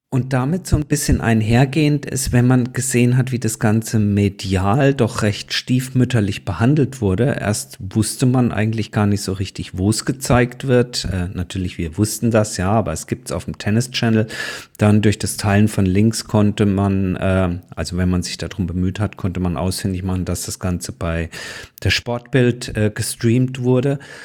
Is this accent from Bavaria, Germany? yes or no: no; Karlsruhe, Baden-Württemberg, Germany; in meiner Heimatstadt Karlsruhe